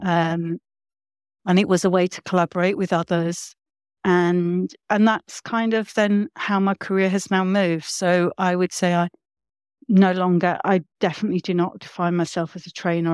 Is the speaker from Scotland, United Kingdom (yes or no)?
no; London, United Kingdom; growing up where I grew up in London